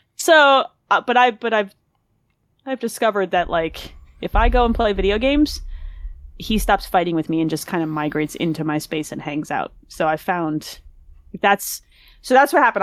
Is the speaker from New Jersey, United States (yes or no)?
yes; New Jersey, United States; I grew up in New Jersey